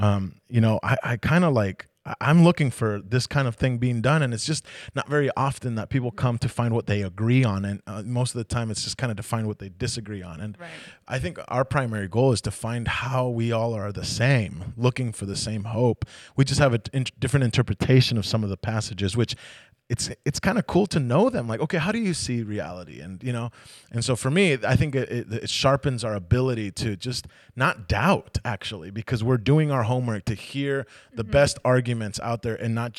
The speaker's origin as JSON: {"language": "English", "country": "United States", "said": "Yeah, I got longer hair than my wife. I know. I'm Native American, so you don't have to argue with me."}